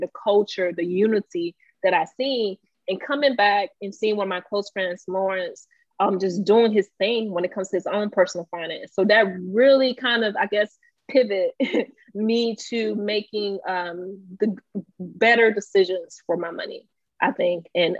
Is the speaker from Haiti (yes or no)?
yes; Haiti; also born or lived in Belgrade; us being Haitian, we're very passionate. But they call it grit. Growing up in Belgrade, being Haitian culturally, you know, that was already tough.